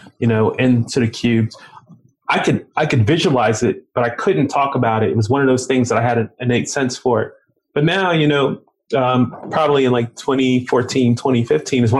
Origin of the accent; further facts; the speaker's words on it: right outside of Baltimore City, Maryland, United States; also born or lived in Indiana; I grew up right outside of Baltimore City